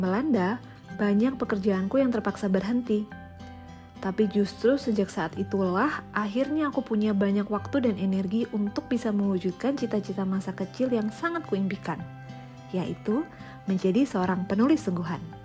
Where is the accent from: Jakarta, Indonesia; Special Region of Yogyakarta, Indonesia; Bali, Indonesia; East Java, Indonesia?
Special Region of Yogyakarta, Indonesia; Yogyakarta; moved away; Aku lahir dan besar di kota Gudeg, Yogyakarta, tapi sekarang tinggal berpindah-pindah kota bersama keluarga